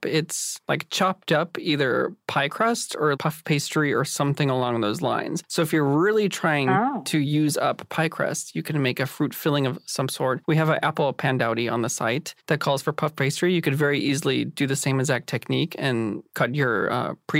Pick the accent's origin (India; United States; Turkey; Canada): United States; Midwest; French silk pie was something I grew up with in the Midwest